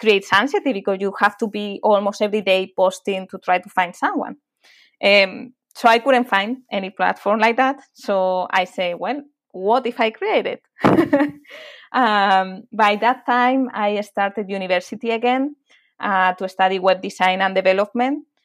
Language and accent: English; Madrid, Community of Madrid, Spain; English is a second language; moved away as an adult; I'm from Madrid, from from Spain, and I lived there for half of my life